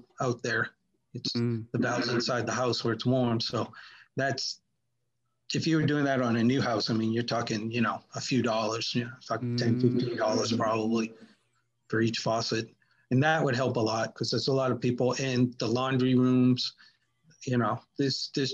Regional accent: Boston, Massachusetts, United States; moved away; I'm from Boston

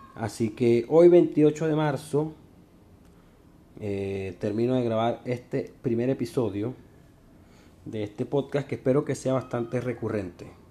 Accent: Venezuela; moved away as an adult; now in Santiago, Chile; soy un emigrante venezolano

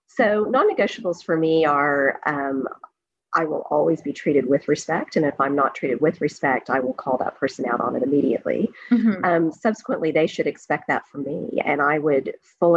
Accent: Oklahoma, United States; moved away as an adult; also born or lived in Singapore; now in New Brunswick, Canada; growing up in Oklahoma

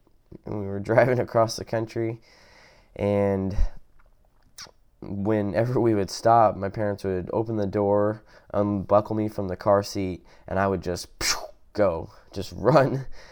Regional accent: University Place, Washington, United States; moved away; we moved from one Washington to the other, which I grew up in University Place, Washington

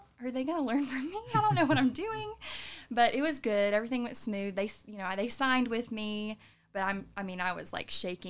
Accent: Sevier County, Tennessee, United States; Well, I was born and raised in Sevier County, actually. Yep, I went to Sevier County High School. It's my alma mater.

